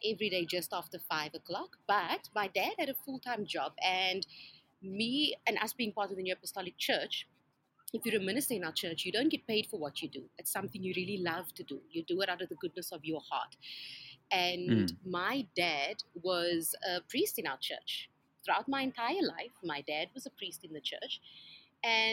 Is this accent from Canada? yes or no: no; Somerset West, Western Cape, South Africa; I grew up in Somerset West